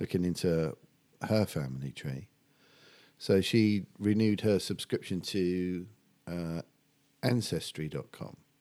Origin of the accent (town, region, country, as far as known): Medway, South East England, United Kingdom; born or raised there; also born or lived in Epping, Essex